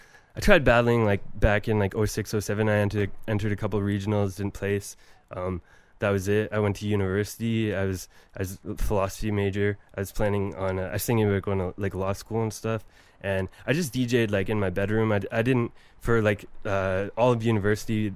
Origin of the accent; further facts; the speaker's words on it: Paisley, Ontario, Canada; I grew up in the country, basically in rural Ontario, in a place called Paisley